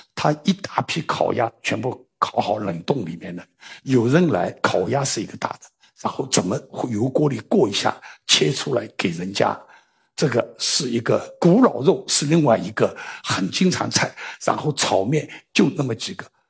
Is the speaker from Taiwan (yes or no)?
no; China; 我们中国人一直说，先喂